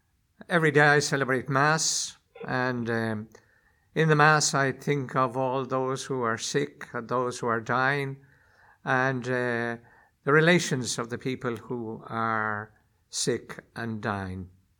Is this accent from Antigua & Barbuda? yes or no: no; Ireland; now in Rome, Italy; Well, I am an Irish joke